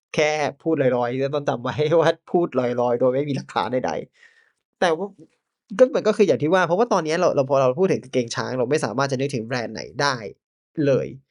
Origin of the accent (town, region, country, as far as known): Thailand